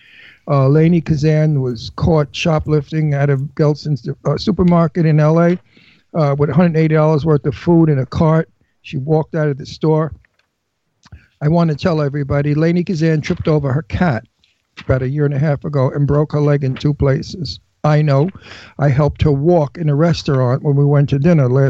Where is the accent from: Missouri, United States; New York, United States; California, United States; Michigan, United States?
New York, United States; New York City; you could tell I'm from Brooklyn